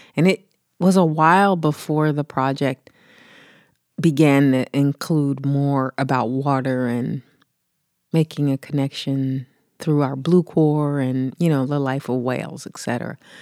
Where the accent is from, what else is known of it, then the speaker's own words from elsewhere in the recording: Philadelphia, Pennsylvania, United States; I grew up in the East Coast, in Philly